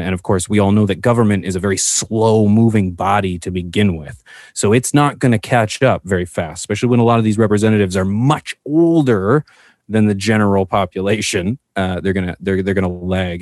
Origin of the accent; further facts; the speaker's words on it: Canada; as a Canadian that I am